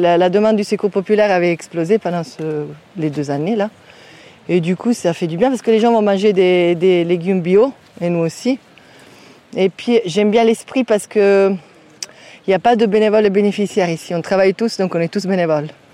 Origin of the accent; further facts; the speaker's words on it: Italy; French is a second language; now in France; je viens d'Italie, hein, c'est pas loin